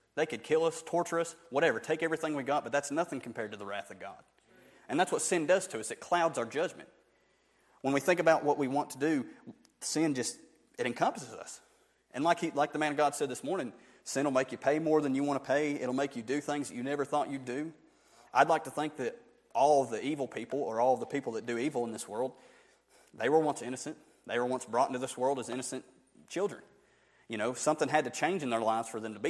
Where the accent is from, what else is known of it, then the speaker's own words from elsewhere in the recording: Barnesville, United States; I'm just somebody from Barnesville